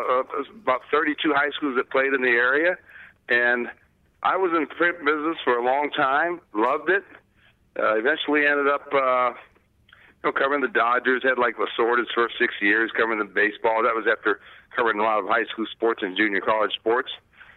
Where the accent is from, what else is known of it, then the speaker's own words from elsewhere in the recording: Torrance, California, United States; also born or lived in Los Angeles, California / Hawthorne, California / Inglewood, California; we lived in Hawthorne, California, Inglewood, moved to North Torrance, which is near that South Bay area.